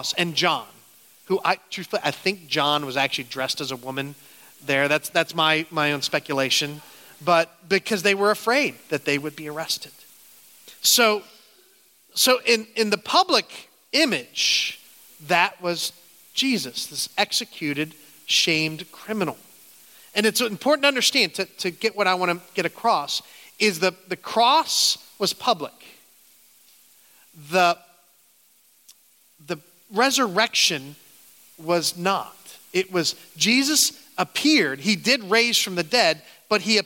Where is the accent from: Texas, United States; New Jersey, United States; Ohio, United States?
Ohio, United States; Canton; moved away as an adult; now in upstate New York, United States; I grew up in Canton